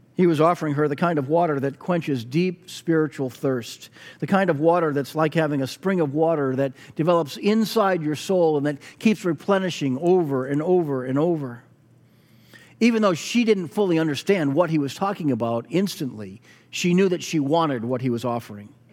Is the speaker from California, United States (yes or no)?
no; Weymouth, Massachusetts, United States; my hometown of Weymouth